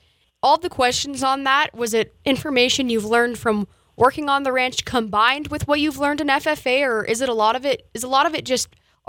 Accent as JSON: {"language": "English", "town": "Jordan", "region": "Montana", "country": "United States", "tie": "born or raised there", "said": "A couple of kids I get to talk to are from my hometown of Jordan, Montana."}